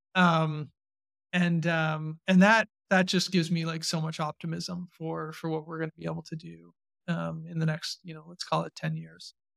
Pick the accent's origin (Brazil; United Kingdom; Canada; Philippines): Canada; I still identify pretty strongly as a Canadian, Canadian entrepreneur.